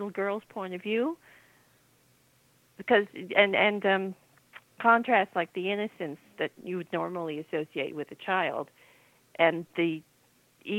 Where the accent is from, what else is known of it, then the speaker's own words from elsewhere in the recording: Nova Scotia, Canada; I grew up in Nova Scotia